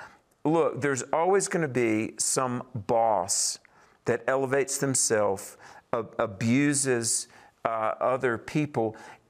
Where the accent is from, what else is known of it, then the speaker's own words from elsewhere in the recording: North Carolina, United States; in my home state of North Carolina